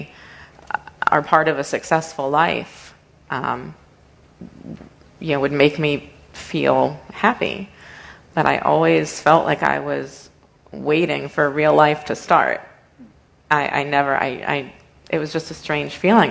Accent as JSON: {"language": "English", "town": "Leesburg", "region": "Virginia", "country": "United States", "tie": "born or raised there", "said": "Born and raised in Leesburg"}